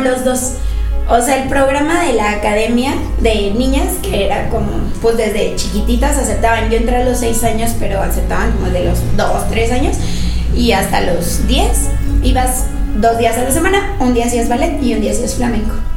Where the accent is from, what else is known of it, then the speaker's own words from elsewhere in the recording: Querétaro, Mexico; moved away; yo soy de Querétaro